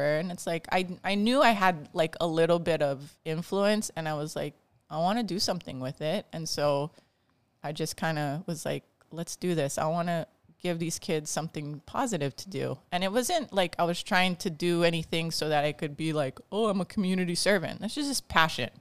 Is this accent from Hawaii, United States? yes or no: yes; Bridgewood, Kauai, Hawaii, United States; I grew up in Bridgewood, and growing up in Bridgewood back, you know, a long time ago, I'm forty-two now, I was five when I lived there